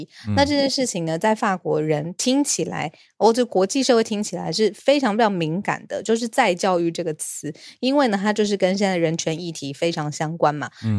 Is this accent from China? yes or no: no; Taiwan; 我们是台湾人